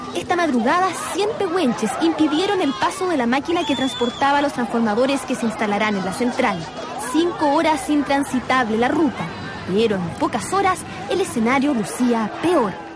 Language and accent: Spanish; Chile; Soy una periodista chilena